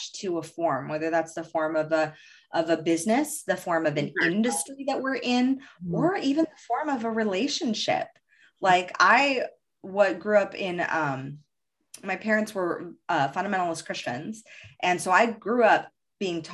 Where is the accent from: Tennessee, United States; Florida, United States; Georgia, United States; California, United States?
California, United States; Los Angeles; I grew up in Hollywood